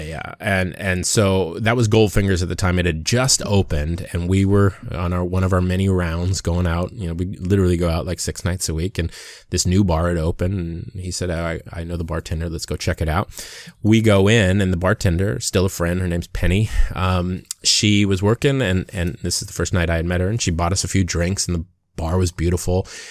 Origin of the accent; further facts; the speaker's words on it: Waimanalo, Hawaii, United States; moved away as an adult; also born or lived in Seattle / Long Beach / Los Angeles; So, I'm from Hawaii. I was born and raised in Hawaii, a little town called Waimanalo.